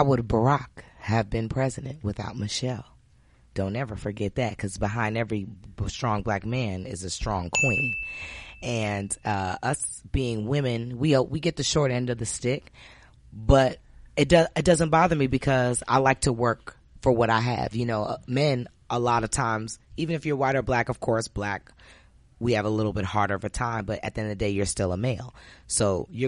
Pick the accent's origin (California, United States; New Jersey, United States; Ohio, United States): New Jersey, United States; I grew up in Jersey